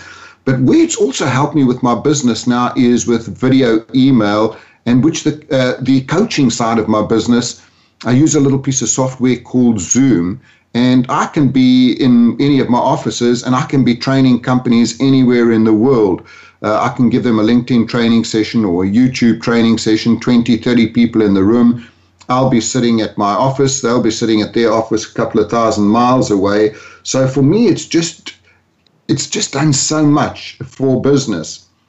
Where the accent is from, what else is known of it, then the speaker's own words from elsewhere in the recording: South Africa; moved away as an adult; also born or lived in London, United Kingdom; My accent, actually, I grew up in South Africa, moved to London when I was 40 years old, and now live between Spain, London, and Orlando. So I've got a bit of a mongrel accent.